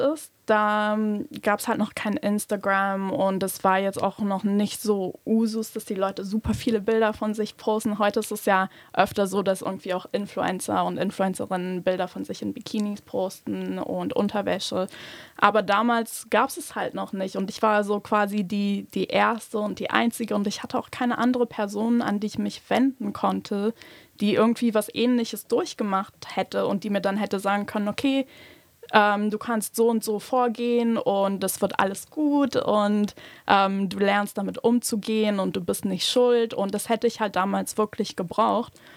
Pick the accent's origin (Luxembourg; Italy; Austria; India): Luxembourg; ich bin in Luxemburg aufgewachsen und geboren